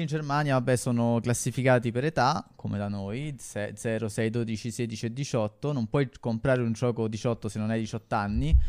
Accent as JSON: {"language": "Italian", "town": "Rome", "region": "Lazio", "country": "Italy", "said": "io a Monteverde"}